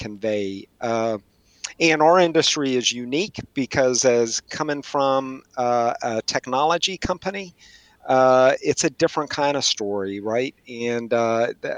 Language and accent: English; West Texas, United States; moved away as an adult; now in Washington, D.C., United States; when I was growing up in West Texas and I went to school at Texas Tech